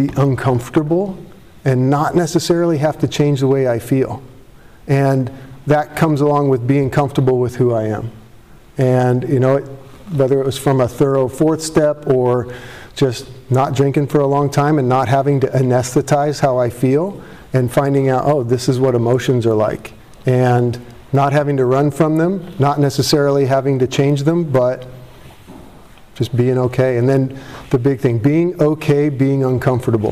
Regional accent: Tustin, California, United States; I grew up in Tustin

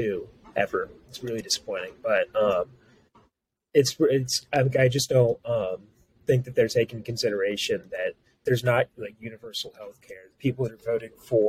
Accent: Louisiana, United States; I'm from Louisiana

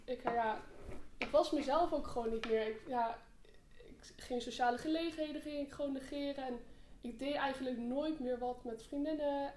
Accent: Arnhem, Gelderland, Netherlands; ik eh, ben 18 jaar, ik kom uit Arnhem

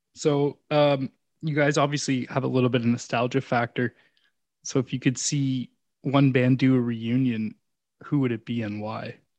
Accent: Canada; we're all Canucks, we're all Canadian here

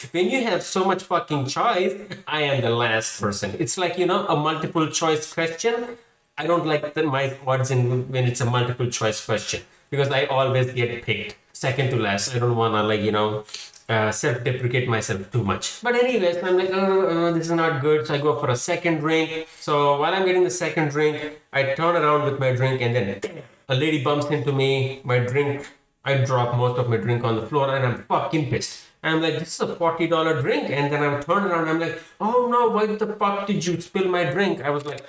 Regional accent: Hyderabad, Telangana, India; moved away as an adult; also born or lived in Houston / Kansas City; now in Seattle, United States; I'm from Hyderabad. It's a city in India

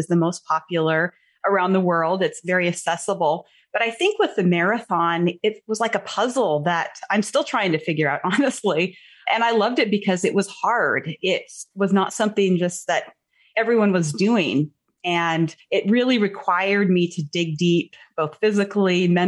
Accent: Montana, United States; moved away; my home state is Montana. Okay. I haven't lived there in many years, but I was born and raised there.

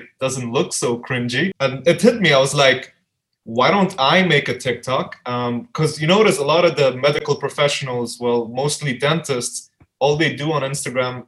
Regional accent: Dubai, United Arab Emirates; also born or lived in Albuquerque, New Mexico, United States / Afghanistan; my family moved down here in Dubai, where I was raised.

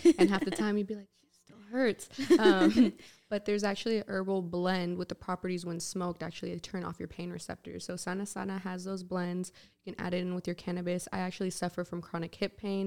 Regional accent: San Francisco, California, United States; I love my hometown. I love being from San Francisco

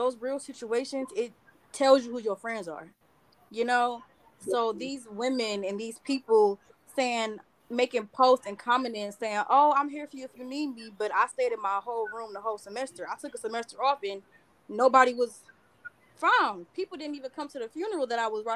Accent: Detroit, Michigan, United States; I'm from Detroit

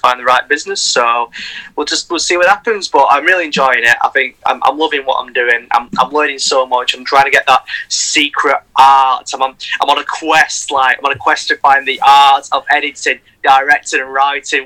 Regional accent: Bolton, North West England, United Kingdom; I'm from Bolton. That's where I was born.

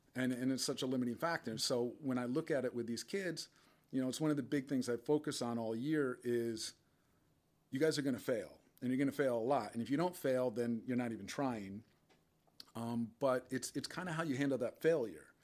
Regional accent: Westport, Connecticut, United States; also born or lived in Chicago / West Portland; growing up in Westport

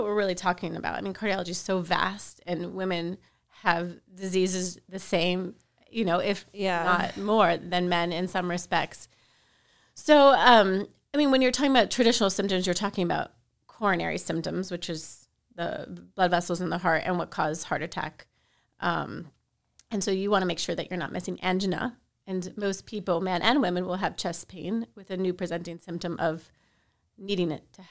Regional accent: Miami, Florida, United States; I am from Miami, so I am lucky enough to practice where close by to where I live

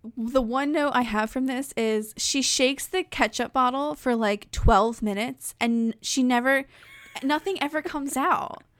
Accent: New Jersey, United States; I'm from New Jersey

